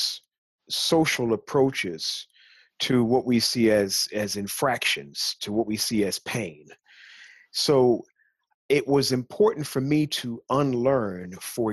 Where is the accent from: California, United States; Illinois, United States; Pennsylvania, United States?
Illinois, United States; Chicago; At the age of 12, growing up in Chicago